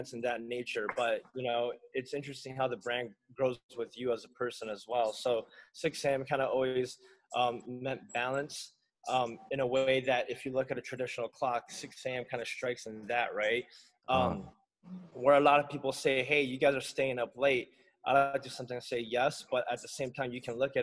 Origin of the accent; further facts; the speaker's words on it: Guam; now in Los Angeles, United States; growing up in Guam